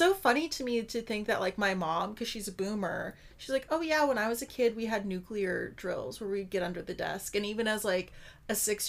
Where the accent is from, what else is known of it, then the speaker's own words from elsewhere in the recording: Colorado, United States; I'm a Coloradan and a Leo.